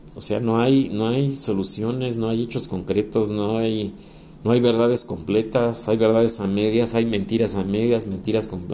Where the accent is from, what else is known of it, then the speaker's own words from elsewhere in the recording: Mexico; todos somos los mismos mexicanos